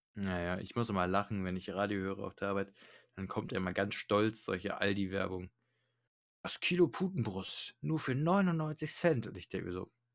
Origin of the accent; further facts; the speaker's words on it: Germany; bei uns in Deutschland